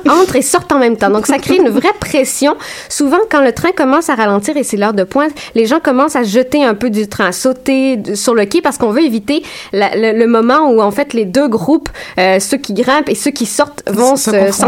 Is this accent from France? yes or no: no; Saint-Jérôme, Quebec, Canada; j'ai grandi à Saint-Jérôme, petite ville à 45 minutes de Montréal, francophone.